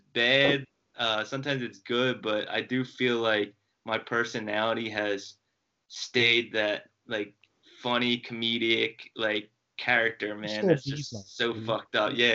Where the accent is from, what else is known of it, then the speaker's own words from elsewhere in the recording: Delco, Pennsylvania, United States; we're both from Delco